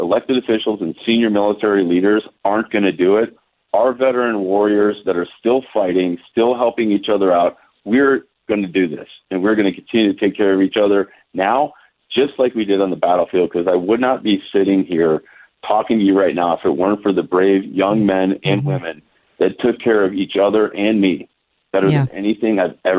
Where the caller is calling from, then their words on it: Fairburn, Georgia, United States; I'm calling you from Georgia right now, 3 hours ahead of you guys in California.